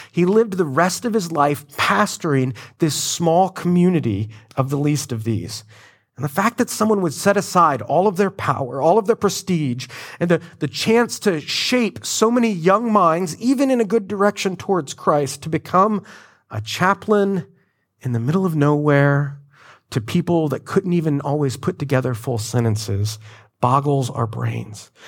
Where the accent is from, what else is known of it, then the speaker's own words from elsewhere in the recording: Florida, United States; I'm from Florida